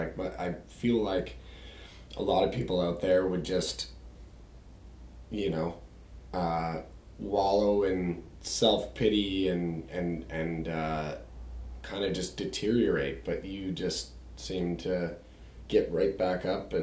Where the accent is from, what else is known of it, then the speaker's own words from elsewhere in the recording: North Vancouver, British Columbia, Canada; I'm from North Vancouver. I went to Argyle Secondary School. As you know, it's in the Lynn Valley, the beautiful North Vancouver. But I also grew up in Edgemont Village